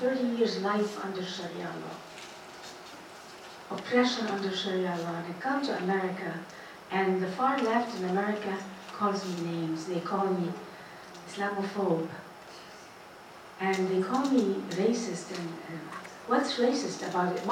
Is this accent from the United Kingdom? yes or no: no; Egypt; moved away as an adult; now in United States; I came from Egypt with my college degree